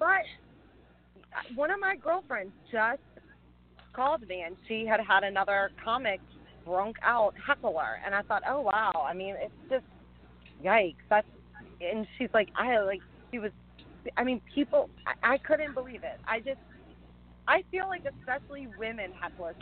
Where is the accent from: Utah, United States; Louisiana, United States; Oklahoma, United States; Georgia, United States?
Louisiana, United States; accent: twang; moved away as an adult; now in California, United States; I'm from Louisiana originally